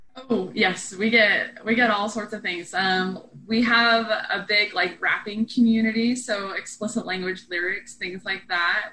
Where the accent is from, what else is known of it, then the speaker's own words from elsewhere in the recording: East Coast, United States; I'm from the East Coast